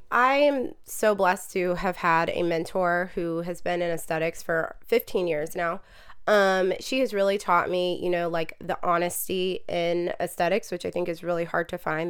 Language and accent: English; Marietta, Georgia, United States; I'm from Marietta, Georgia.